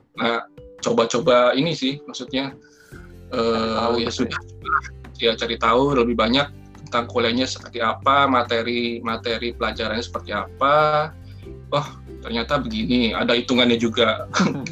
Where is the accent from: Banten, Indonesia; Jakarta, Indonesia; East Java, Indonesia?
Jakarta, Indonesia; saya tumbuh di di Jakarta